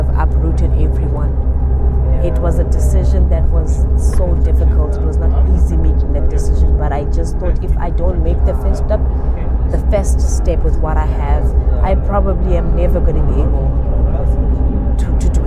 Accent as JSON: {"language": "English", "country": "South Africa", "moved": "as an adult", "said": "I come all the way from South Africa"}